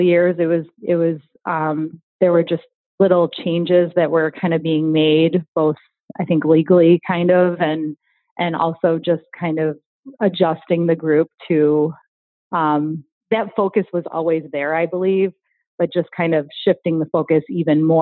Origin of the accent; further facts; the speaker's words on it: Riverside, Illinois, United States; I grew up in Riverside, so haven't moved